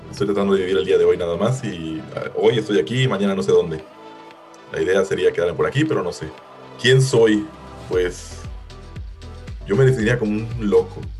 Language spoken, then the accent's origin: Spanish; Mérida, Yucatán, Mexico; moved away as an adult; now in Melbourne, Australia; Eh, pues actualmente vivo en Melbourne, en Australia. Eh, soy de Mérida, aunque el acento no me delata a, simple, simple palabra.